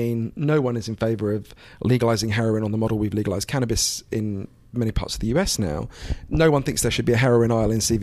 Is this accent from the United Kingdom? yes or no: yes; United Kingdom; also born or lived in Switzerland (ancestry) / United States; I'm obviously British and I spend a lot of my time here in the US